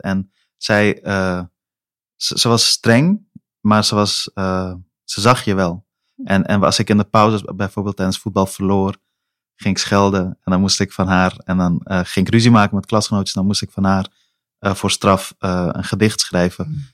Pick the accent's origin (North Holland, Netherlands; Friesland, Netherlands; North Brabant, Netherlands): North Holland, Netherlands; Amsterdam; also born or lived in Helmond; als mensen me nu vragen waar ik vandaan kom, antwoord ik beslist Amsterdam Noord